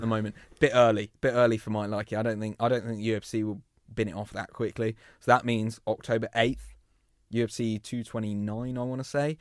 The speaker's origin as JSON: {"language": "English", "region": "England", "country": "United Kingdom", "said": "we're English"}